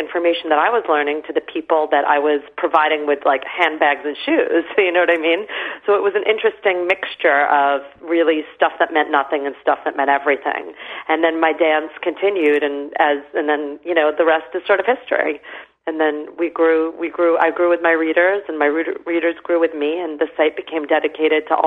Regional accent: New York City, New York, United States; also born or lived in England; in my late teens, growing up in New York City

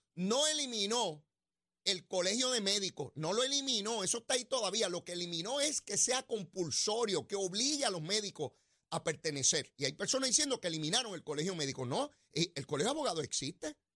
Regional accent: Puerto Rico; haber nacido en esta tierra y ser puertorriqueño

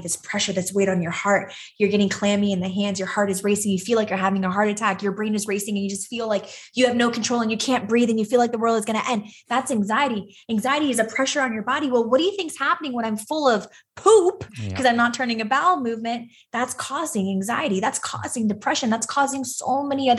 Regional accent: Los Angeles, California, United States; I was born and raised in Los Angeles, California.

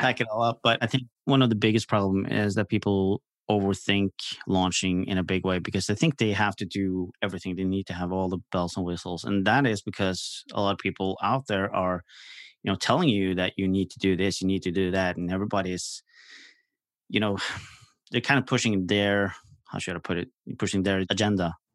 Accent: Norway; I'm from Norway, so I'm across the pond

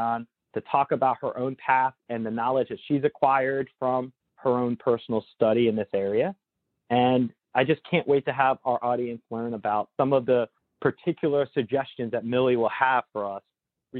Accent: Northern New Jersey, United States; born or raised there

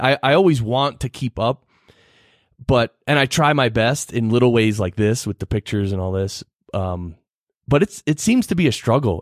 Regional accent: New Jersey, United States; born or raised there; moved away as an adult; also born or lived in Manhattan, New York; now in Colorado Springs, United States

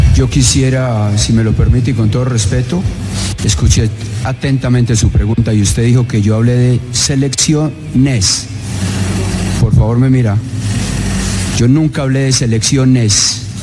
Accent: Colombia; yo soy colombiano

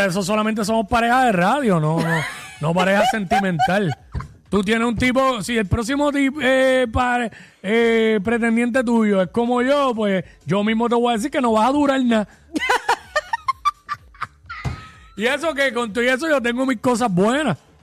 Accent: Cabo Rojo, Puerto Rico; me crié en Cabo Rojo

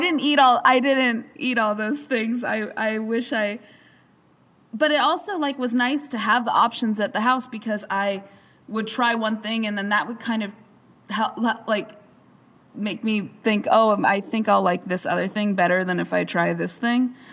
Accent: Arizona, United States; I grew up in Arizona where there wasn't much atmosphere

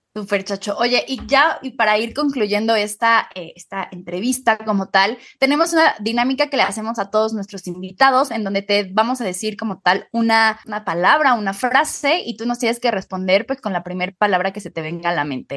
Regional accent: Mexico; por ser mexicanos

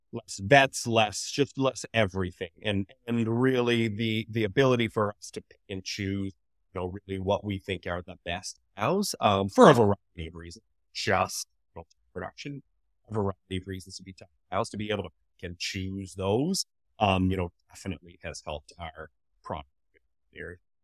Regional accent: Canada; I grew up right here, actually. Um, so this is the farm that I grew up on.

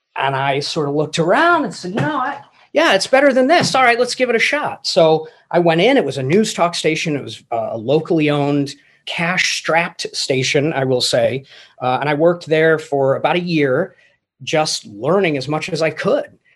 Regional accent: England, United Kingdom; moved away; I grew up in England

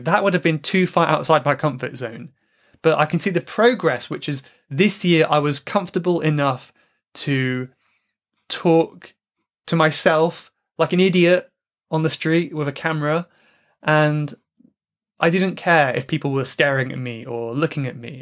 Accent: England, United Kingdom; my home country, England

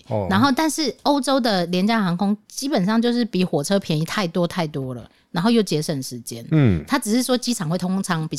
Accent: Taiwan; 对，因为我们是 Republic of China 嘛。

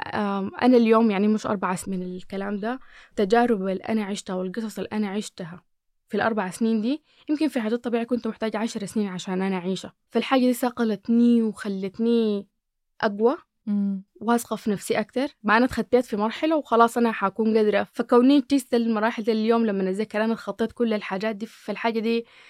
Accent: Sudan; أنا أكون سودانية

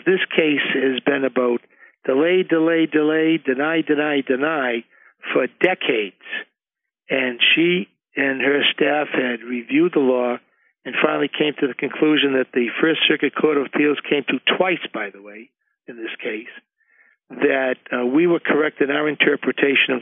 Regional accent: Medford, Massachusetts, United States; He and I grew up here in Medford together

